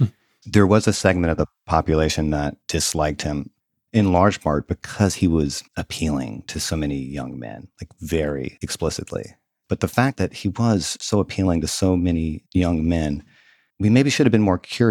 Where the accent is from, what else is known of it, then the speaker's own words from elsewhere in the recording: Mississippi, United States; I was a pretty middle class kid growing up in Southern Mississippi.